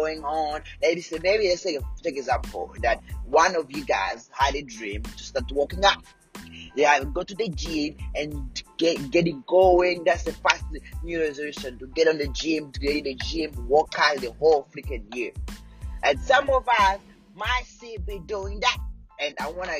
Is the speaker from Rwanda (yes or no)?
yes; Rwanda; moved away; back in Rwanda, I was born in Rwanda